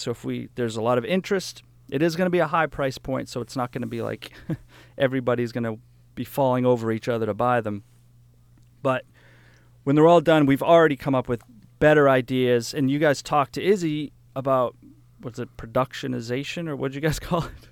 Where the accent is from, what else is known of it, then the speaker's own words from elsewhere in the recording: New Hampshire, United States; I grew up in New Hampshire on this hundred acre farm, and we rented the place